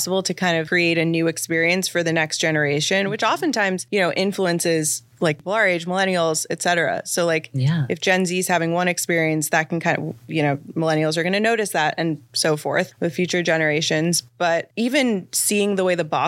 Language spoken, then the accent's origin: English; Midwest, United States; moved away; I'm originally from the Midwest.